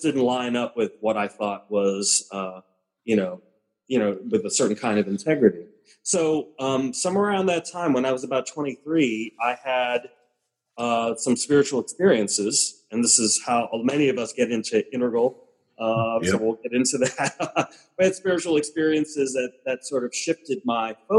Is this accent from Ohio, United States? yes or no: no; New York City, New York, United States; I was born and raised in the South Bronx, so Puerto Rican. You know, my family came from Puerto Rico